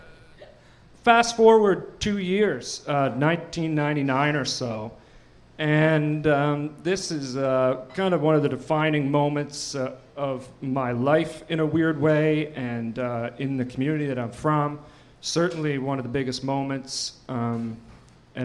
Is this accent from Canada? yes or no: yes; New Waterford, Nova Scotia, Canada; When I was a kid, some point when I was a kid, I think it was around 1997, in New Waterford